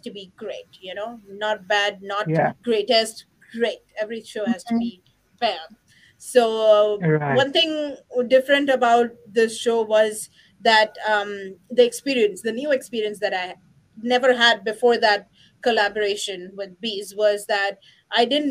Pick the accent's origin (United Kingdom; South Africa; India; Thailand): India; I'm from India